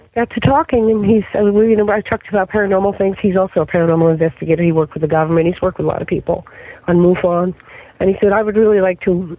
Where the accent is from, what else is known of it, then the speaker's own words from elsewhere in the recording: New Jersey, United States; now in Florida, United States; I am from New Jersey. Okay, and in New Jersey, when I was a kid